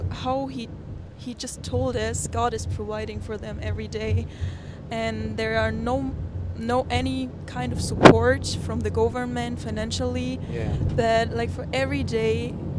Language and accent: English; Bamberg, Bavaria, Germany; English is a second language; I'm from Bamberg. It's in the northern part of Bavaria, but the most people don't know it. So I always say it's close to Nuremberg.